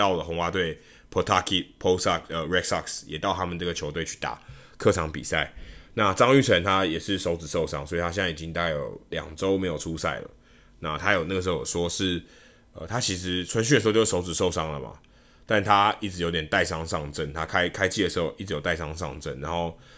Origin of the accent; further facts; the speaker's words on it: Taiwan; 我说：“哦，当然，我们台湾人，我们台湾的记者，所以我们当然都知道他两个是台湾人。”